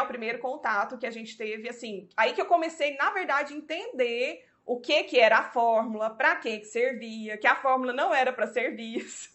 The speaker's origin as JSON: {"language": "Portuguese", "town": "Goiânia", "region": "Goiás", "country": "Brazil", "said": "nós somos de Goiânia"}